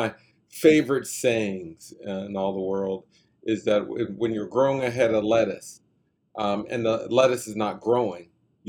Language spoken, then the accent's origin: English; Wilkinsburg, Pennsylvania, United States; I grew up in Wilkinsburg.